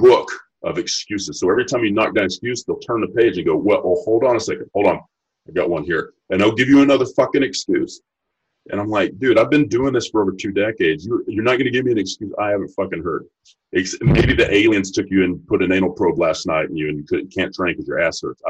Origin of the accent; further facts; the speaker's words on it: Texas, United States; I'm from Texas